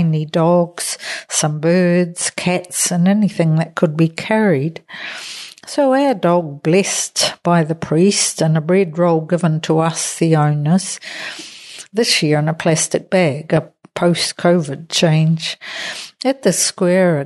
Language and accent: English; New Zealand; now in Spain; I'm a New Zealander.